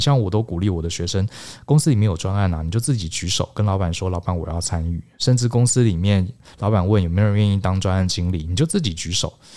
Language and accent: Chinese; Taiwan; 我们台湾人